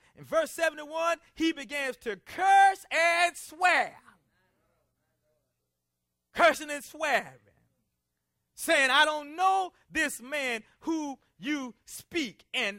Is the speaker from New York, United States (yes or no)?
no; South Carolina, United States; Now, I'm from South Carolina, and over the years, my speech has changed a lot.